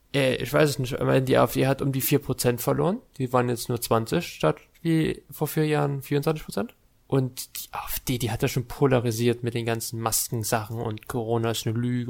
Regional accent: Saxony-Anhalt, Germany; Die sind dieses Jahr bei uns in Sachsen-Anhalt

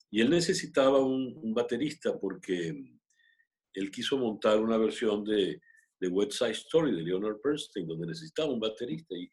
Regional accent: Mexico; born there; todos nacimos en México, pero en, con todo y la modestia había siempre espacio

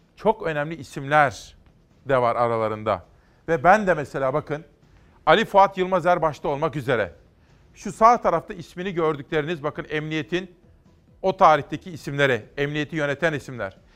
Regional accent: Kütahya, Turkey; moved away; also born or lived in Ankara; benim memleketime Kütahya'ya

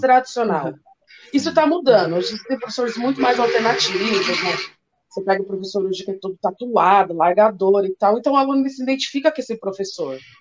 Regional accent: São Paulo, Brazil; Eu venho né, daqui da periferia da Zona Norte de São Paulo

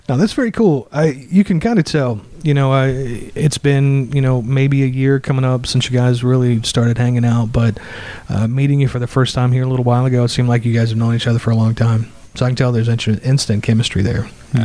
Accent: Raleigh, North Carolina, United States; I'm originally from North Carolina, the Raleigh area, but I've lived all up and down the East Coast from New York to Florida, everywhere in between doing radio.

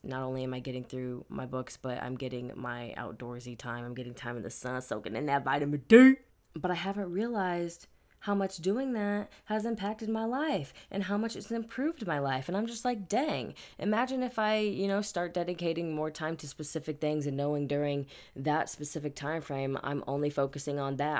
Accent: Midwest, United States; now in California, United States; growing up in the Midwest

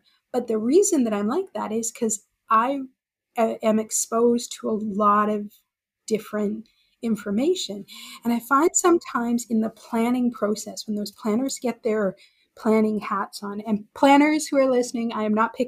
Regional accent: Alberta, Canada; moved away; I grew up in Alberta

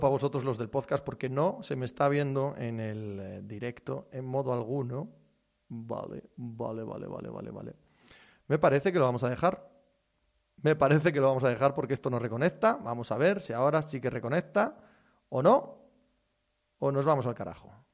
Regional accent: Asturias, Spain; mi tierra

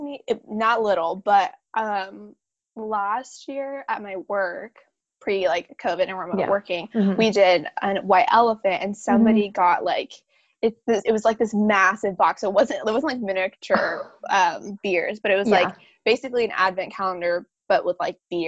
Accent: Bay Area, California, United States; moved away; I grew up in the Bay Area

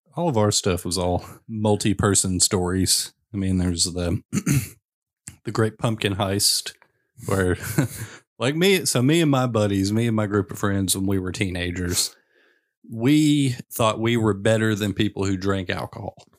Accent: Western Kentucky, United States; I grew up in Western Kentucky

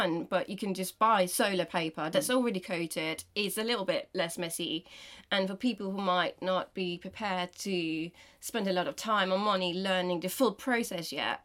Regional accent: Denmark; English is a second language; now in England, United Kingdom; I'm from Denmark

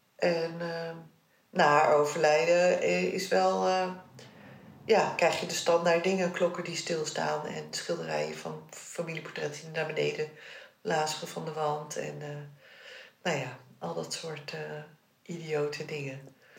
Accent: Netherlands; want ik ben in Nederland geboren, mijn jongste broertje ook

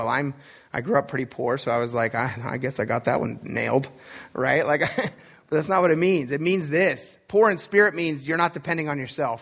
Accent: Pennsylvania, United States; I was born in Timbuktu, Pennsylvania, or the fact that I grew up in a poor family

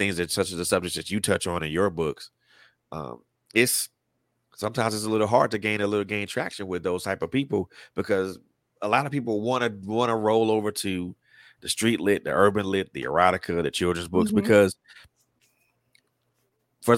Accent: Atlanta, Georgia, United States; you were right here in my hometown

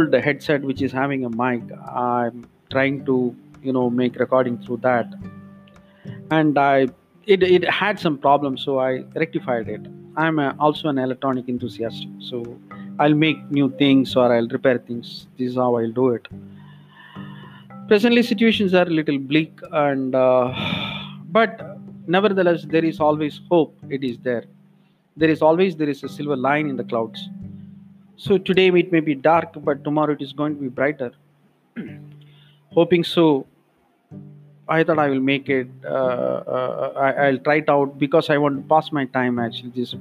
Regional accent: India; accent: Indian; English is a second language; Being an Indian, that accent may be very different.

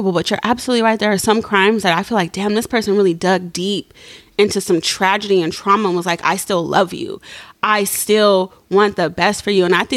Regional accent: California, United States; we grew up in California

